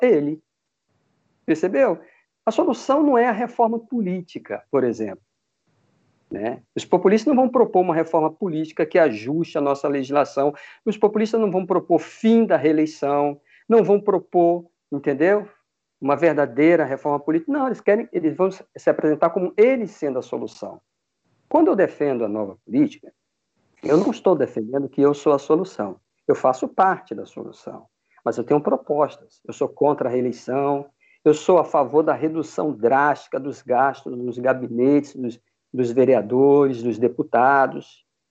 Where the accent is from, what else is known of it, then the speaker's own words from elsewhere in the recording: Manaus, Amazonas, Brazil; moved away as an adult; now in Vitória, Brazil; eu sou amazonense. Eu nasci em Manaus. Eu vim para Vitória, eu me mudei para Vitória em 94